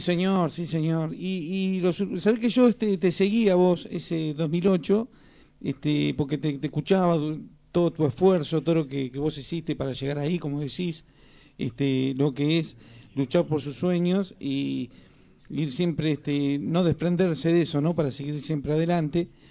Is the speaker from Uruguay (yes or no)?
yes; Uruguay; moved away as an adult; now in Argentina; yo me crié en el Uruguay, este, durante 18 años viví en el Uruguay, después vine para acá, para Argentina